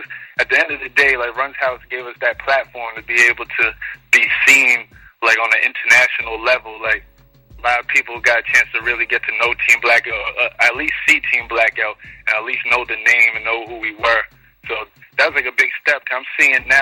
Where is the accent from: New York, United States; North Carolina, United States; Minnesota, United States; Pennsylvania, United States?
New York, United States; New York City; I was born and raised in Queens, so I'm a Queens native